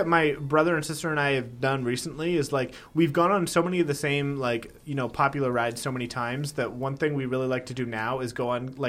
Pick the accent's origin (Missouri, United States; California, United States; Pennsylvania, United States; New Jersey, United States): California, United States; born there; I was born in California and I have family in California, so I can go – I go all the time, humble brag.